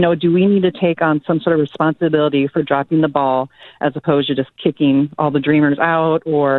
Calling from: Iowa, United States; And I'm from Iowa, not Ohio.

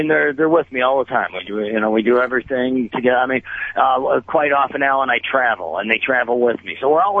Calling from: Milwaukee, Wisconsin, United States; The nice temperate area of Milwaukee, Wisconsin.

